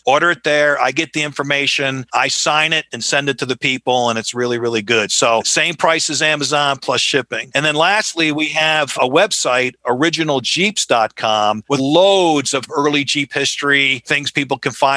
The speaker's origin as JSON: {"language": "English", "town": "Colonie", "region": "New York", "country": "United States", "tie": "born or raised there", "moved": "yes", "said": "I was born and raised in Albany, New York, a place called Colony"}